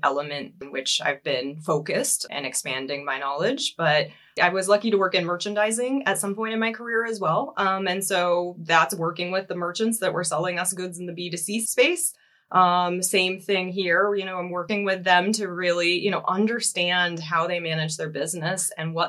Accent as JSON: {"language": "English", "town": "Seattle", "region": "Washington", "country": "United States", "moved": "as an adult", "lives_now": "Germany", "said": "I do come from the US, if you can't tell from the accent. So I relocated from Seattle, Washington, 2.5 years ago to Germany."}